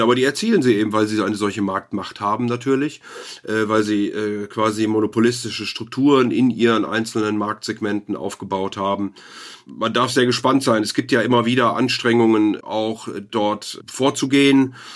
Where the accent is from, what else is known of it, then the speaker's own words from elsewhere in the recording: Rhineland, Germany; als Rheinländer hier